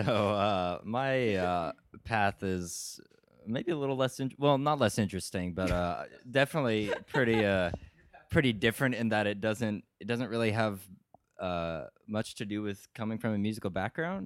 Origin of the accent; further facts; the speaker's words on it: Auburn, California, United States; moved away as an adult; also born or lived in Stockton, California; now in Evanston, United States; From a small town called Auburn, originally hometown uh, also in California